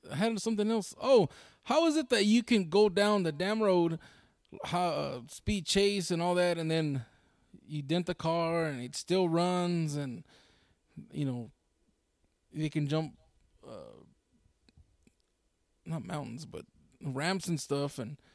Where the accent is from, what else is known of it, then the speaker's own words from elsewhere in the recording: Brooklyn, New York, United States; I told him, yeah, I'm from Brooklyn. I grew up over there on 33rd and Exchange, over there, over there, off of uh, Brooklyn.